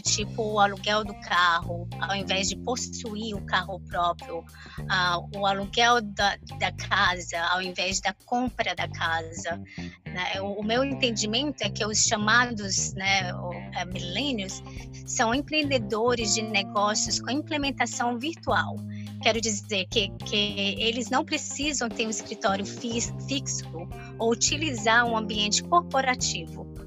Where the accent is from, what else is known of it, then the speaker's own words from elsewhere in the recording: Brazil; now in Florida, United States; eu saí do Brasil consideravelmente jovem